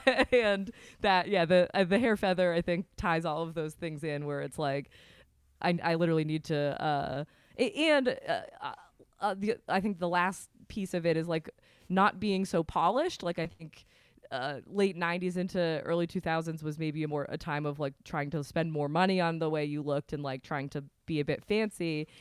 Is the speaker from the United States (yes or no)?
yes; Vermont, United States; I'm from Vermont